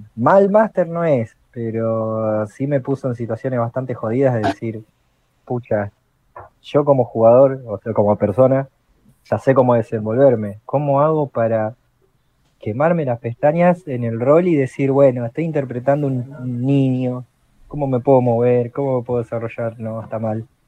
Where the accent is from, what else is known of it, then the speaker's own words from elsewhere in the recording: Argentina; soy de Argentina, tengo 34 años